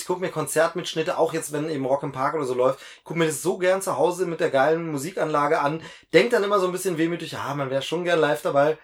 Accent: Lusatia, Germany; bei mir in meiner Heimatregion in Lausitz

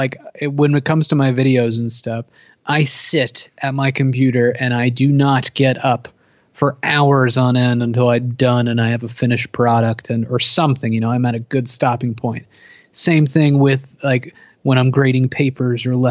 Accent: New Jersey, United States; I'm from New Jersey, East Coast. I'm like half hour away from New York City.

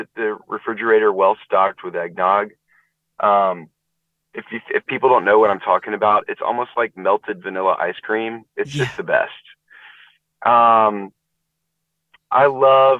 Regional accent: Nashville, Tennessee, United States; I grew up in Nashville, not too far from Chattanooga

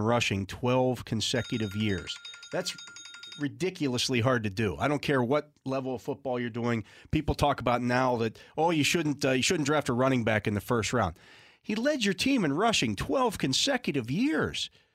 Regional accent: Western Pennsylvania, United States; I didn't grow up in Pittsburgh per se. I grew up in Western Pennsylvania, but not Pittsburgh

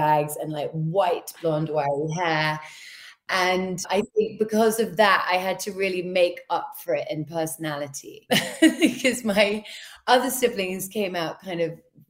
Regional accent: London, United Kingdom; born and raised in London, grew up kind of just not outside

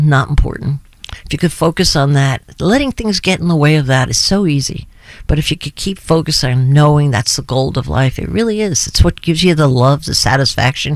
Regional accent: New Jersey, United States; My sense of humor is from New Jersey. You know, they have caustic, and I'm from an Irish family.

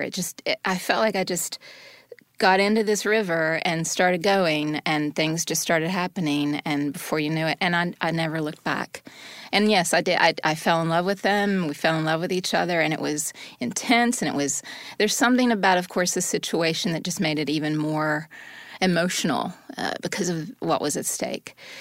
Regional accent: the South, United States; I'm from the South and was raised in a fundamentalist, uh, Christian home.

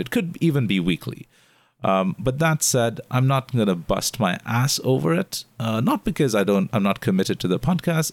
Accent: India; moved away as an adult; now in Singapore; being an Indian foreigner living here in Singapore for the last eight years

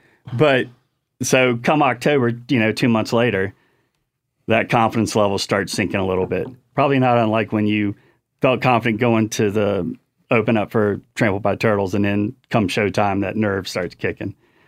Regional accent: Chesapeake Bay, United States; So I grew up on the Chesapeake Bay, and so saltwater fishing, Chesapeake Bay, Outer Banks, hunting in Virginia, North Carolina, and Tennessee.

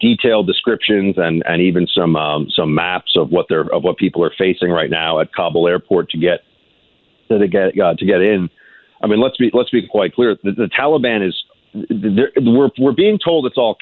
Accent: United States; I am an American

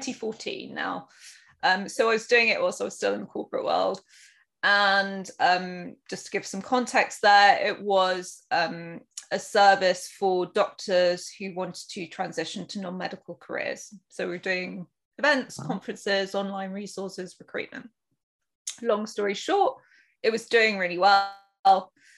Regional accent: United Kingdom; I am probably, you can guess from my accent, from the UK

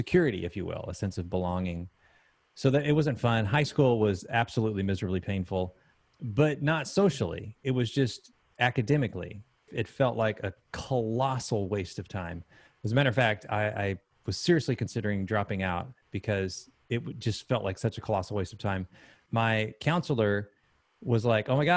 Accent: Texas, United States; moved away as an adult; also born or lived in Huntsville, Alabama / Idaho; now in Columbia, United States; Spent about a week in Alabama, maybe 7 years in Idaho, and about 20 years in Texas. And then here I am now in Columbia, South Carolina.

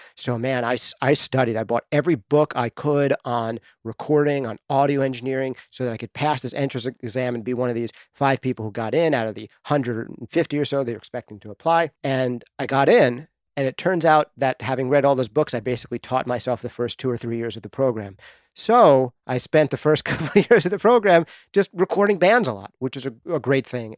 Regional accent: Dobbs Ferry, New York, United States; moved away as an adult; also born or lived in Bronx, New York; now in New Hampshire, United States; I grew up in New York, just outside of the city, in a little town called Dobbs Ferry, New York

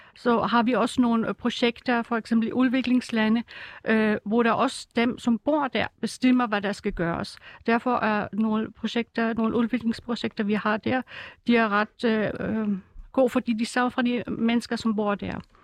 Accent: Germany; Danish is a second language; now in Denmark; jeg kommer oprindeligt fra Tyskland

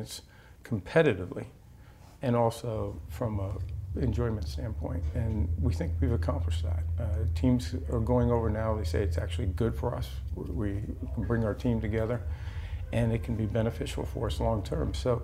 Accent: Washington, District of Columbia, United States; I grew up in Washington, D.C., and I started playing youth football down there

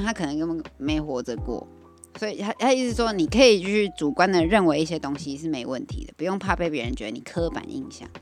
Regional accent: Taiwan; 因为我们台湾人是有点害怕，小小胆小的台湾人

